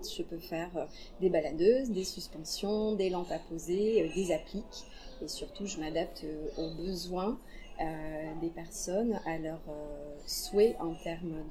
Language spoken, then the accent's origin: French; Blagnac, Occitania, France; also born or lived in Aveyron (ancestry); Je suis toulousaine, blagnacaise plus précisément, euh, d'origine avéronaise.